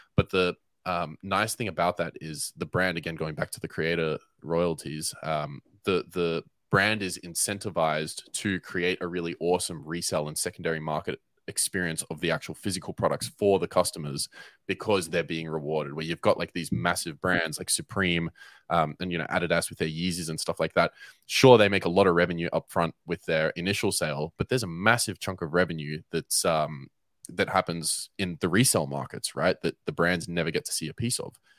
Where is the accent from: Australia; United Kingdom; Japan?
Australia; Melbourne, Victoria; moved away as an adult; now in Cape Town, South Africa; I am born and raised in Melbourne, Australia